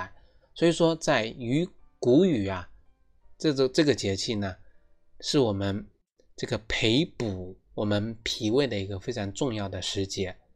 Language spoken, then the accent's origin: Chinese; China; 其实这就是千百年来我们中华民族，我们中国人啊